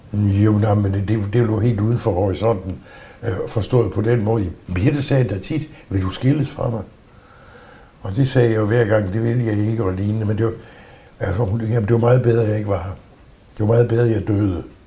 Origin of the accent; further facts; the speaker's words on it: Southern Jutland, Southern Denmark, Denmark; moved away as an adult; also born or lived in Aarhus; det brugte vi jo ikke i min familie, altså derhjemme i Sønderjylland